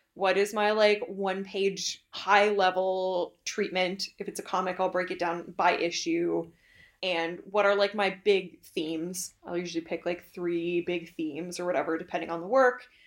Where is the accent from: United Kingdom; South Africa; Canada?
Canada; being Canadian